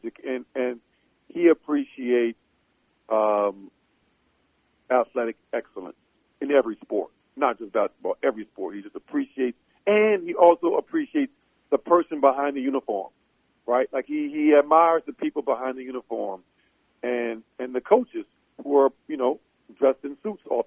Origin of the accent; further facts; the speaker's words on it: New Orleans, Louisiana, United States; growing up in New Orleans